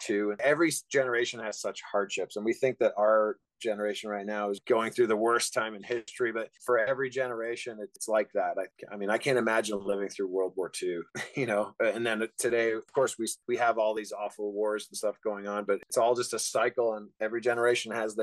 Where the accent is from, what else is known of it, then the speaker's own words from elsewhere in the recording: Canada; moved away as an adult; also born or lived in Wales; now in Michigan, United States; I was born in Wales, in Great Britain. I moved to Canada when I was 3.5 years old.